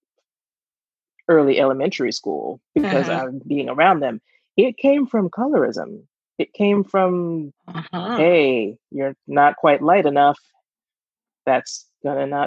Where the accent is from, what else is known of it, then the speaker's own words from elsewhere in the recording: Georgia, United States; we're from Georgia